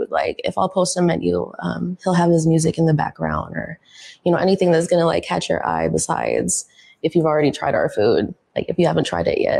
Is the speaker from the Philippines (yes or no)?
yes; Philippines; I call this a Kamayan soul box because I'm Filipino.